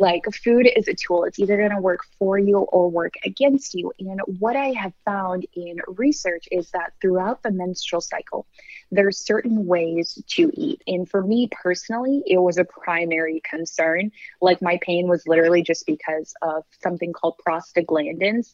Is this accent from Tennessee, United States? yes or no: no; Michigan, United States; I'm from the Midwest. I'm from Michigan.